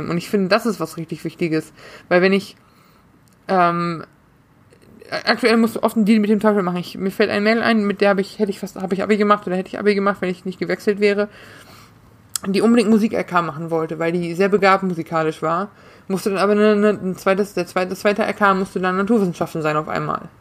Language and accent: German; North Rhine-Westphalia, Germany; Ich komme ich komm aus NRW. Anständiges Bundesland im Prinzip.